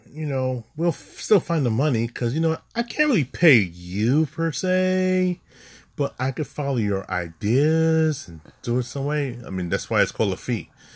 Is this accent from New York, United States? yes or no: yes; New York City, New York, United States; we are native New Yorker